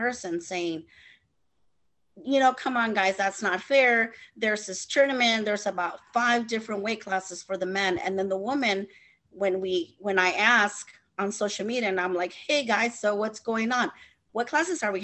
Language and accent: English; California, United States; I'm from California